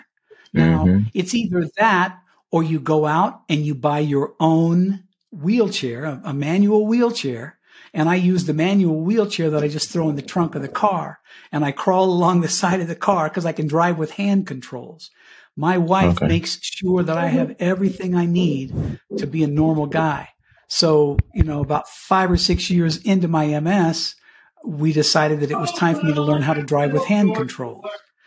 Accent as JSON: {"language": "English", "town": "Cañon City", "region": "Colorado", "country": "United States", "tie": "born or raised there", "also_born_or_lived": "Miami / Pueblo, Colorado", "moved": "as an adult", "said": "I grew up in Canyon City, my hometown, in where the state penitentiary is"}